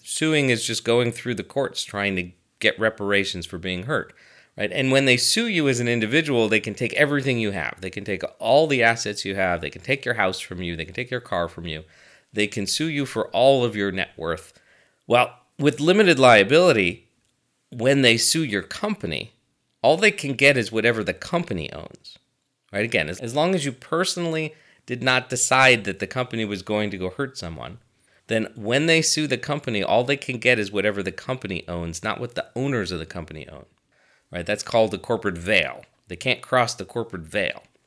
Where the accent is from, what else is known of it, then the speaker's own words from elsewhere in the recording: United States; I'm an American